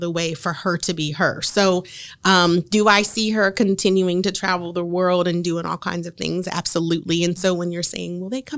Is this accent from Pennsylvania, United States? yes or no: no; Marion, Indiana, United States; we are from Marion